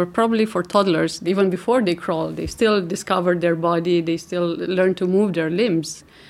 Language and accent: English; Romania; moved away; I'm from Romania originally.